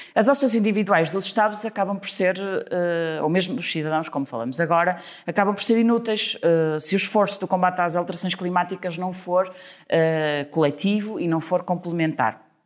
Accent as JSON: {"language": "Portuguese", "town": "Trofa", "region": "Porto District", "country": "Portugal", "said": "eu sou da Trofa"}